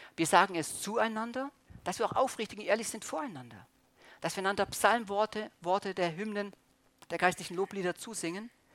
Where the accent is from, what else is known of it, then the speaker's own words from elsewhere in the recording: Germany; als Deutscher